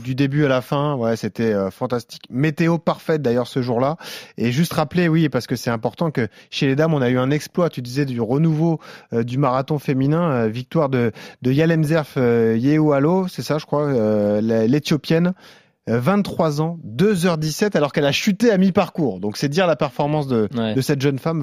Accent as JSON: {"language": "French", "country": "France", "said": "nous, en tant que Français"}